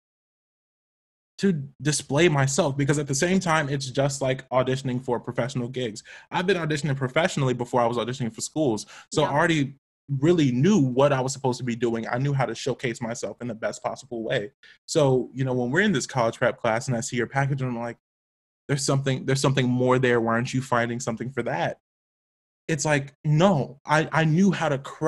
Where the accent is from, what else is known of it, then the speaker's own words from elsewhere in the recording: Atlanta, Georgia, United States; I grew up in Atlanta